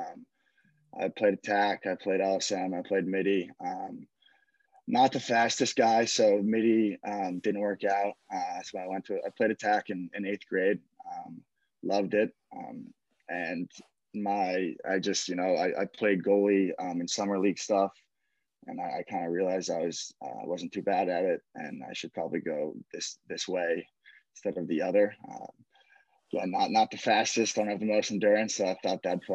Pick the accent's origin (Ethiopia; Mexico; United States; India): United States; Ridgewood, New Jersey; I'm from Ridgewood, New Jersey, born and raised